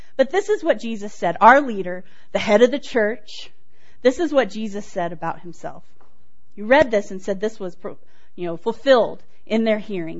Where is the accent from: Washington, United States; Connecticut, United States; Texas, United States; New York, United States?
Texas, United States; Houston; moved away; I grew up in Texas know if you can tell. grew up in Texas, didn't grow up here. I grew up in Houston area